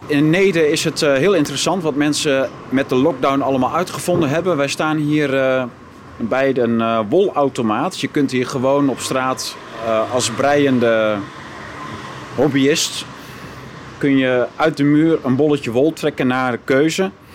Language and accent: Dutch; Groningen, Netherlands; wij, wij komen uit Groningen